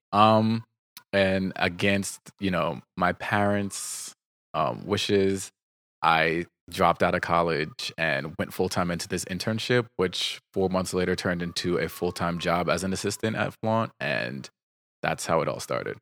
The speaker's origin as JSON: {"language": "English", "region": "New Jersey", "country": "United States", "said": "I'm from New Jersey"}